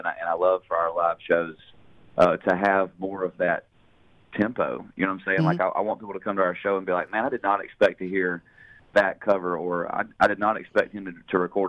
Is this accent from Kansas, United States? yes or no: no; Hendersonville, Tennessee, United States; growing up in Hendersonville